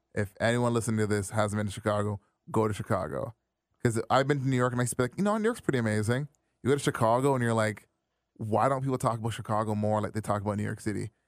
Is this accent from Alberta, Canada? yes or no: no; Brampton, Ontario, Canada; I grew up in Brampton